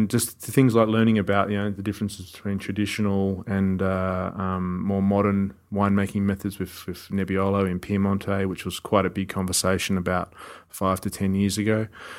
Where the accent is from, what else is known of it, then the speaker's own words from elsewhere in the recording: Australia; us as Australian winemakers and viticulturalists have learnt a lot about how to make it as well